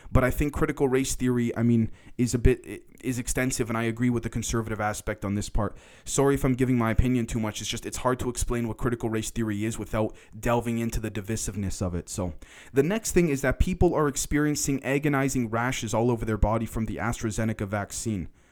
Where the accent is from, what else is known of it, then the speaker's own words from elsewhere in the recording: Toronto, Ontario, Canada; I'm from Toronto, Canada